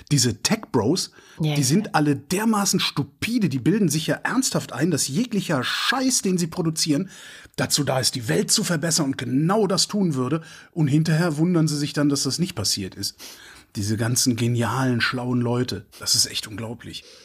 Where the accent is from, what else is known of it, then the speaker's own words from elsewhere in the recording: Cologne, North Rhine-Westphalia, Germany; Köln, meine Heimatstadt, 2,2 Grad plus.